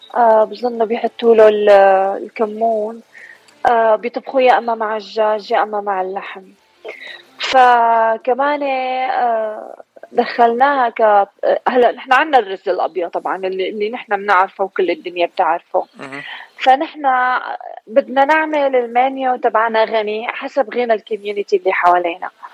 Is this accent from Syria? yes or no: yes; Damascus, Damascus Governorate, Syria; moved away as an adult; now in Dallas, United States; أنا من من الشام أنا كردية من الشام أنا أجيت على أمريكا بعام 98